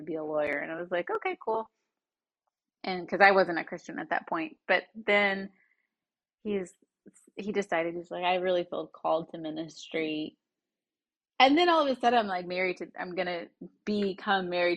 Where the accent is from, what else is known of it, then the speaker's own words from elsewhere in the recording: the Bible Belt, United States; I grew up in the Bible Belt, which was really interesting